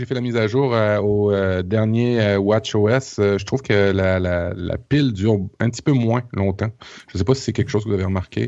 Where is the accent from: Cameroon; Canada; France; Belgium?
Canada; Quebec; ici au Québec